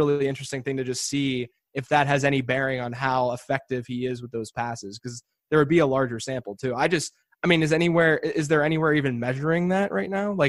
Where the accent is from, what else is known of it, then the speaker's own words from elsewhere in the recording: Pittsburgh, Pennsylvania, United States; I'm from Pittsburgh